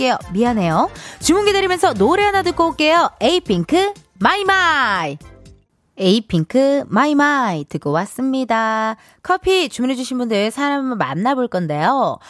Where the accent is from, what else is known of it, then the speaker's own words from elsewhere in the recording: Incheon, South Korea; 눈 오는 날 인천 저기 용현시장 쪽에서 물텀벙이, 네, 물텀벙이 거리에서 제가 태어났습니다